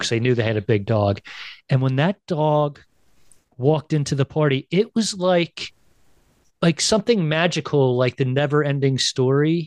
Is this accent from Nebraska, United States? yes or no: no; Philadelphia, Pennsylvania, United States; It was the proudest I ever was of Philadelphia, of being a Philadelphian